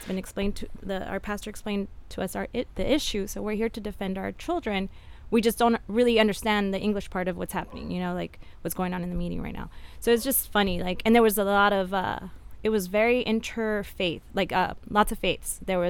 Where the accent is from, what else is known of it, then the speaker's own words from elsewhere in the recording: United States; first language Spanish; English is a second language; My parents are immigrants that came to this country in their teens. I'm first generation American, so I was born and raised here. My native language is Spanish, so that's to the extent that, like, my parents raised us with dual cultures.